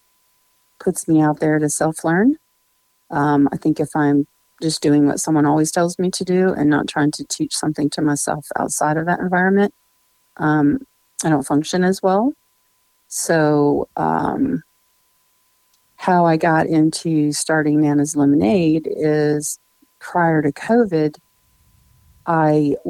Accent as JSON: {"language": "English", "region": "Nebraska", "country": "United States", "tie": "born or raised there", "also_born_or_lived": "Tennessee", "moved": "as an adult", "lives_now": "Nashville, United States", "said": "I grew up in Nebraska in a small town, a farming community."}